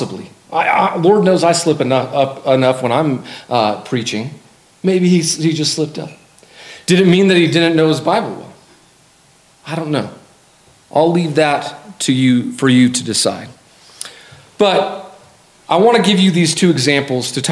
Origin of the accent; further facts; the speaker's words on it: Colorado Springs, Colorado, United States; I grew up in Colorado Springs